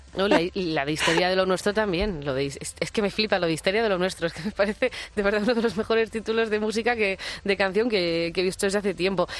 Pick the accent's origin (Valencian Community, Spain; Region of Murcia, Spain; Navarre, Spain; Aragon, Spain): Navarre, Spain; Pamplona; moved away as an adult; now in Madrid, Spain; yo soy pamplónica y siempre, todavía no estoy ni empadronada aquí, llevo 11 años